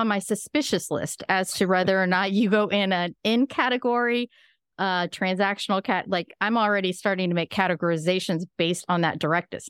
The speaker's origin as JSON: {"language": "English", "region": "Midwest", "country": "United States", "said": "I'm from the Midwest as well"}